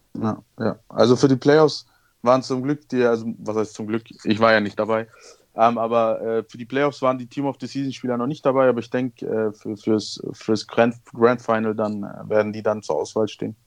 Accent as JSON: {"language": "German", "town": "Munich", "region": "Bavaria", "country": "Germany", "said": "in München äh, wo ich auch selbst wohne. Also ich bin ja auch Münchner"}